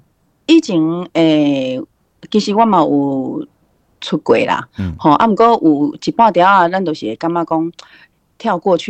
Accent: Taiwan; first language Taiwanese Hokkien; 我为什么要做台台语诶？都是因为我我的母语嘛。

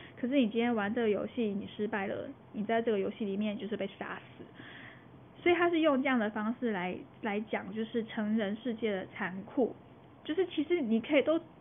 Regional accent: Taiwan; 我们台湾

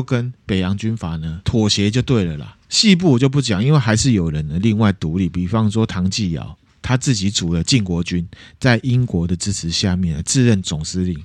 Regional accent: Taiwan; 我们身为台湾人

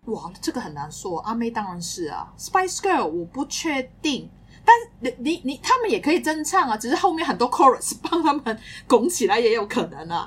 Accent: Hong Kong; 我们是香港来的朋友啦

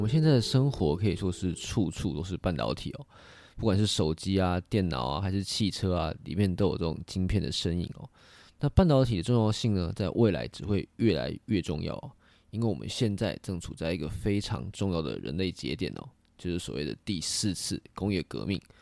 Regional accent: Taiwan; 作为一个台湾人

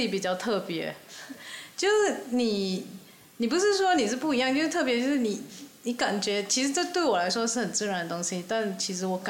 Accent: Malacca, Malaysia; now in Kuala Lumpur, Malaysia; 我也是，我是来自马六甲，也是跟乔一样，现在也是定居在吉隆坡。

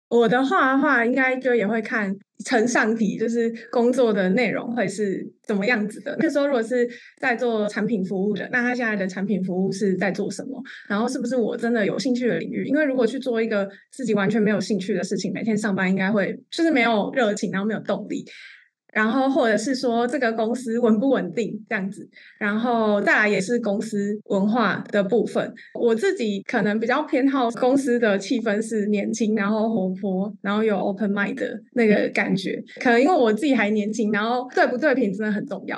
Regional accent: Kaohsiung, Taiwan; moved away; 那个时候我还在南部，我是高雄人

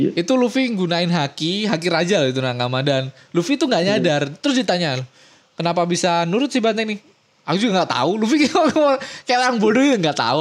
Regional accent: Indonesia; kita orang-orang Indo

